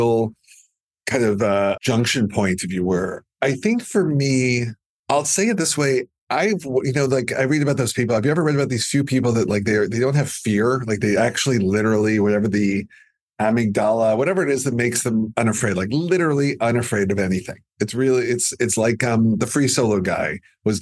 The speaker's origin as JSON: {"language": "English", "country": "Canada", "said": "I'm too Canadian"}